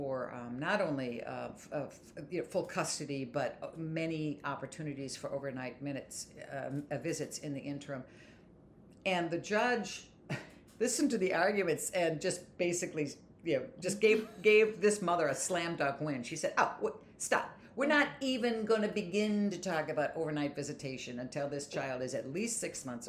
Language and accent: English; Pennsylvania, United States; I'm from Pennsylvania.